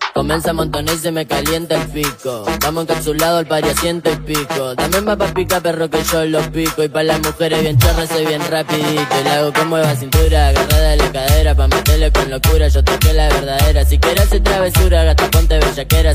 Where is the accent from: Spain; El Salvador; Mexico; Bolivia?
Bolivia; Soy el primer boliviano